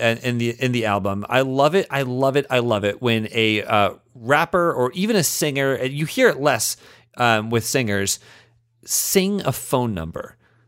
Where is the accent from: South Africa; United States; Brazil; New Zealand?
United States; Indianapolis, Indiana; I remember we called that one growing up in Indianapolis